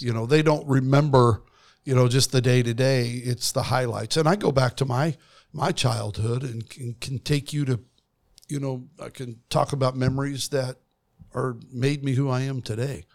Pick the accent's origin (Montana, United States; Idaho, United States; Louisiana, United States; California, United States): Idaho, United States; Kimberly; I grew up outside of Twin Falls, Idaho, in a place called Kimberly, Idaho